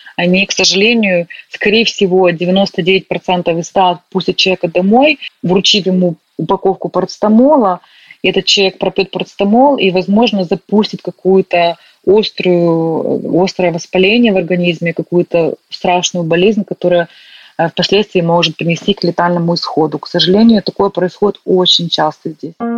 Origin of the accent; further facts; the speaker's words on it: Ukraine; moved away as an adult; also born or lived in Northern Ireland; now in Belfast, United Kingdom; Мне просто комфортно было в какой-то момент жить в Украине, и в какой-то момент приехала сюда